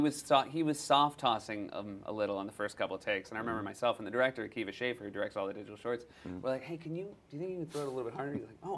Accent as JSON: {"language": "English", "region": "New England", "country": "United States", "tie": "born or raised there", "said": "I grew up in New England, so I am a Red Sox fan. Mm-hmm. So before I moved to New England, I was already dyed-in-the-wool Steelers."}